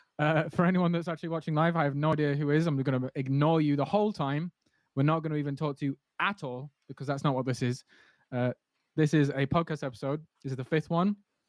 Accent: England, United Kingdom; This is just how it is. I'm from England.

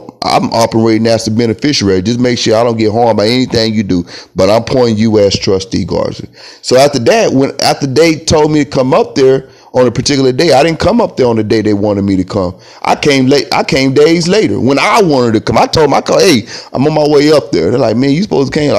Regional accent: Texas, United States; I'm a Texan. You know, I was born on this land in Texas, on Texas land

